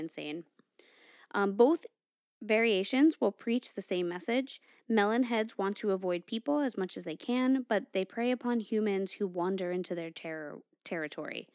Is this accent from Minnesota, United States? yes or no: no; Connecticut, United States; I grew up in Connecticut, and I grew up in this area where the, it's like a hot spot for Melinheads.